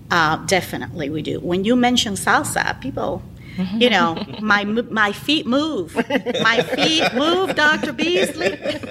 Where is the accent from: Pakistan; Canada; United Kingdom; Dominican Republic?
Dominican Republic; also born or lived in New York City; now in Atlanta, United States; We are from the Dominican Republic originally. But when I came to Atlanta